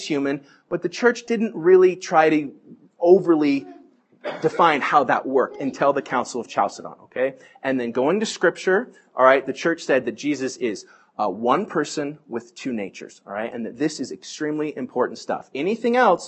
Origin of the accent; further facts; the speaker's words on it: Bay Area, California, United States; I grew up in the Bay Area where everything was like St. Augustine Church